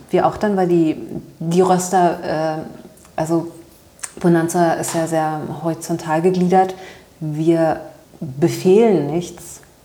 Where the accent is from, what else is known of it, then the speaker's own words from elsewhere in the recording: Berlin, Germany; Ich bin in Berlin aufgewachsen